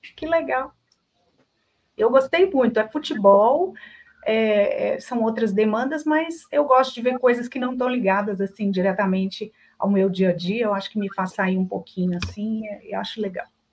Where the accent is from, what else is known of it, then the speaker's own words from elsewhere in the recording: Belo Horizonte, Minas Gerais, Brazil; accent: mineiro; Mineira que sou, de Belo Horizonte